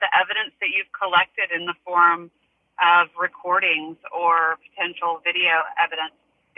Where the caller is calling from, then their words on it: San Francisco, California, United States; I'm calling from San Francisco.